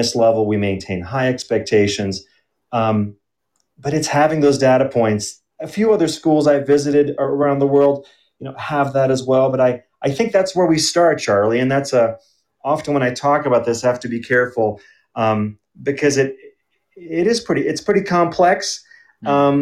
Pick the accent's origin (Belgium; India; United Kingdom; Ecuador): Belgium; also born or lived in Germany; now in Denver, United States; I grew up in Belgium, and so I know a bit about that educational system, and also Germany